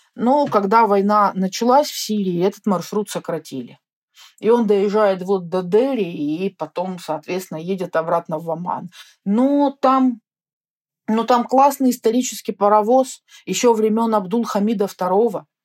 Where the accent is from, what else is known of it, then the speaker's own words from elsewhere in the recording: Russia; я из России, но это так далеко